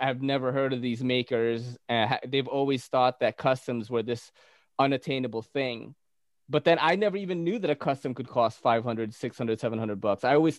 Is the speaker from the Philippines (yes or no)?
yes; Philippines; I'm Filipino, bro.